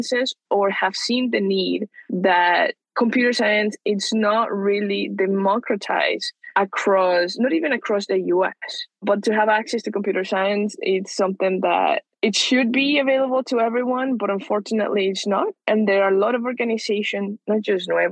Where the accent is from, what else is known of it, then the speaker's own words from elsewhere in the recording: Venezuela; now in United States; I'm from Venezuela. That's where I grew up.